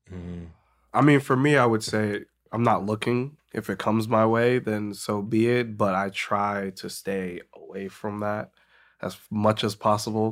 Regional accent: Medway, Massachusetts, United States; moved away as an adult; also born or lived in Boston; grew up in Medway, Massachusetts.

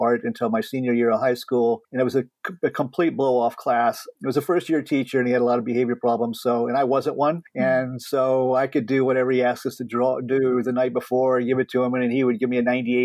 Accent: San Antonio, Texas, United States; also born or lived in Northeast United States; now in Northeast, United States; I'm from San Antonio

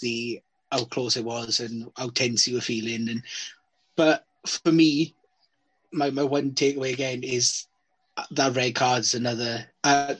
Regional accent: Wales, United Kingdom; As a Welshman

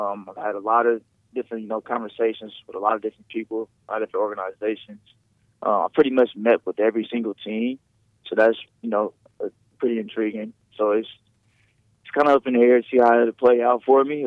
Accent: Indianapolis, Indiana, United States; born or raised there

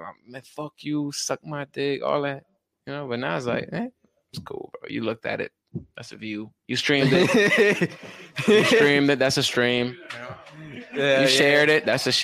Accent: the South, United States; moved away; my slang is different. I'm from the South, so, like, my slang is a lot different than, you know. I'm picking up on y'all slang a little bit, though

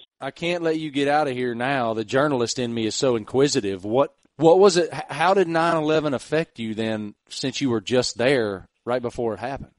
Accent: Southwest Virginia, United States; We grew up in nowhere, the middle of nowhere, Virginia, and uh, on, on a farm. I mean, literally grew up on a farm

